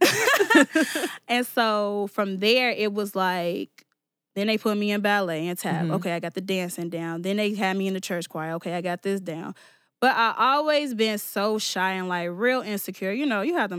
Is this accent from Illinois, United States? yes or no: yes; Chicago, Illinois, United States; I'm from over East, but maybe I'm from the Southeast